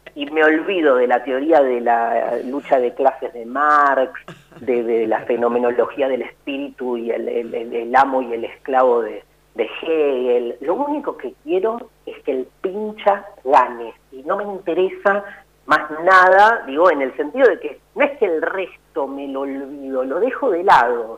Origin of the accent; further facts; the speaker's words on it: Buenos Aires, Argentina; yo soy un porteño